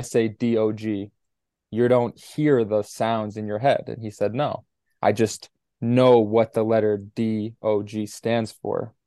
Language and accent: English; New York City, New York, United States; growing up in New York City